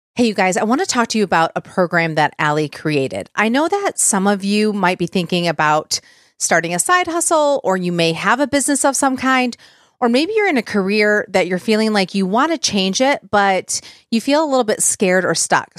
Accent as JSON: {"language": "English", "region": "Michigan", "country": "United States", "tie": "born or raised there", "said": "I grew up in Michigan, so we could drive to Sandusky"}